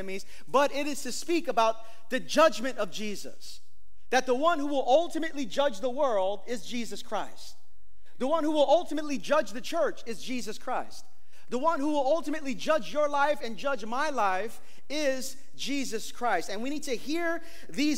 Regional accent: New York City, New York, United States; I'm from East New York, Brooklyn

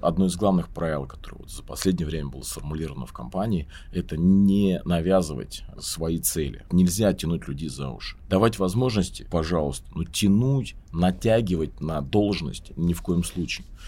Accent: Volgograd, Volgograd Oblast, Russia; я из Волгограда

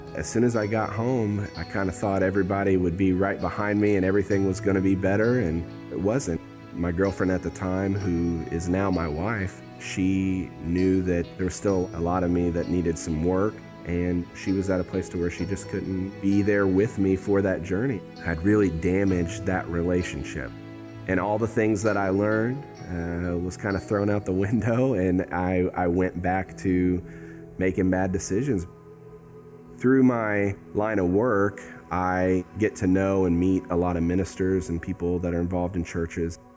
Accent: Madison, Indiana, United States; I was raised in Madison, Indiana

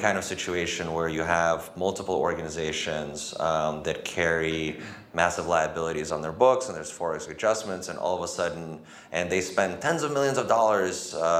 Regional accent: United States; as an American

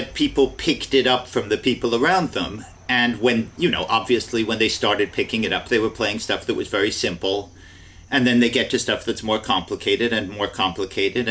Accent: Cambridge, Massachusetts, United States; I was growing up in Cambridge, Massachusetts

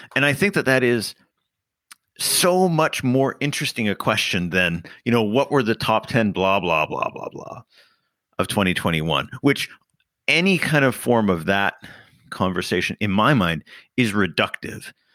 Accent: Canada; as a Canadian and a member of the Commonwealth

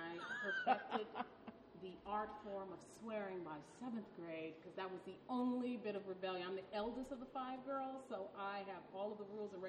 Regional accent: Detroit, Michigan, United States; I touched on Philly, but I grew up in Detroit, Michigan.

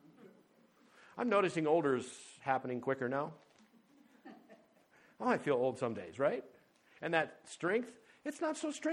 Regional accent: North Dakota, United States; moved away; also born or lived in Paradise Valley, Montana; growing up in North Dakota, there were not a lot of high places

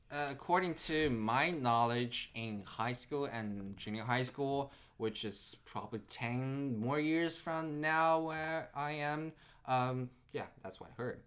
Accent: Nanjing, Jiangsu, China; moved away as an adult; also born or lived in Shanghai, China / Japan / Tokyo, Japan; now in California, United States; I was born in Shanghai, but I was raised in Nanjing. So uh, I, I stayed most of my time in Nanjing.

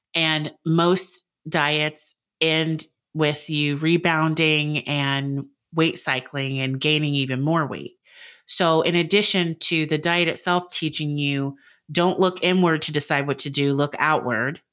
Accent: United States; now in Georgia, United States; I was born in the United States

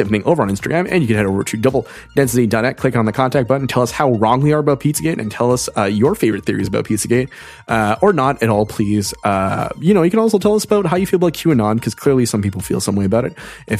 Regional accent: Canada; I'm speaking as an American here, clearly, even though I'm Canadian.

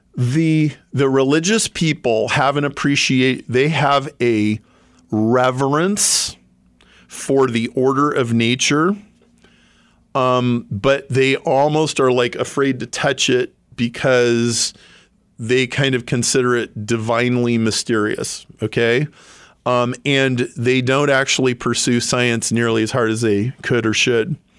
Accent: Lincoln, Nebraska, United States; now in Chicago, United States; I grew up in Lincoln, Nebraska, and married my high school sweetheart

